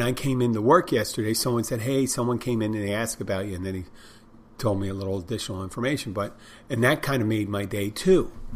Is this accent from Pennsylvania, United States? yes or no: yes; Philadelphia, Pennsylvania, United States; I'm from Philadelphia